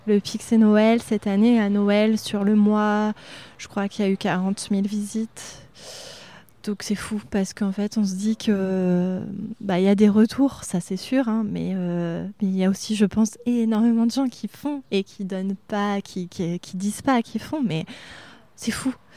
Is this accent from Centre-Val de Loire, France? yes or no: yes; Reuilly, Centre-Val de Loire, France; also born or lived in Châteauroux; now in Arthon, France; chez mes parents, c'est à Reuilly, dans les chemins de vigne